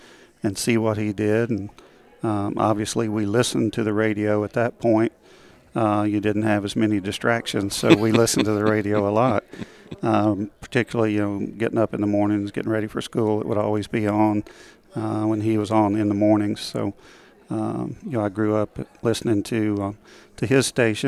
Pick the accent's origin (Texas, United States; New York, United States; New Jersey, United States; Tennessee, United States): Tennessee, United States; Harriman; I grew up in the east end of the state, a little town called Harriman, about 10,000 people when I was growing up